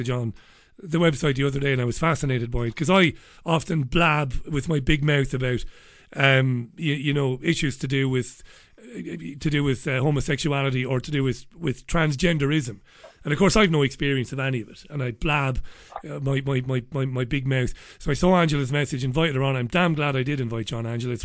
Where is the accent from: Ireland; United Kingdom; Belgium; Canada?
Ireland; Waterford, Munster; I grew up in Ballybeggin in Waterford City